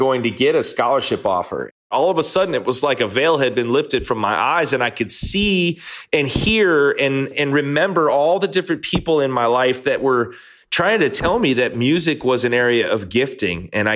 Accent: Chicago suburbs, Illinois, United States; I grew up in the Chicago suburbs

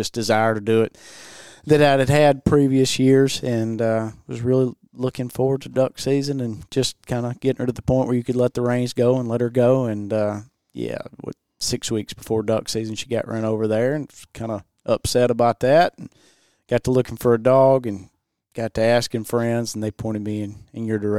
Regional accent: Sugarloaf, Mississippi, United States; Sugarloaf, Mississippi.

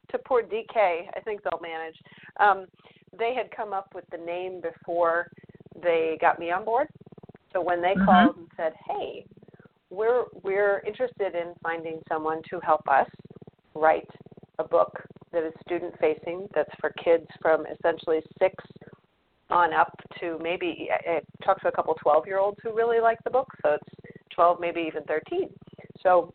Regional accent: Michigan, United States; I grew up in Michigan

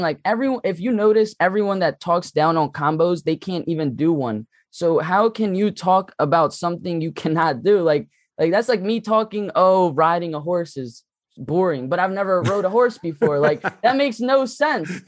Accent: Philadelphia, Pennsylvania, United States; I'm from Philly

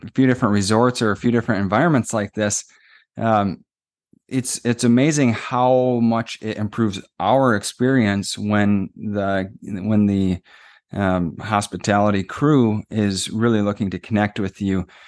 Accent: Minnesota, United States; we're from Minnesota

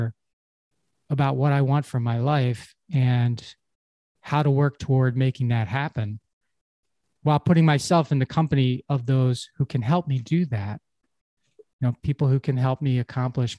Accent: Havertown, Pennsylvania, United States; when I was a kid growing up in Havertown, it's a little town in Pennsylvania near Philadelphia

